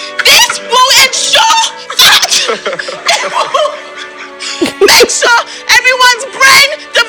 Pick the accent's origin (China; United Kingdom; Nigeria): Nigeria; And I am from Nigeria.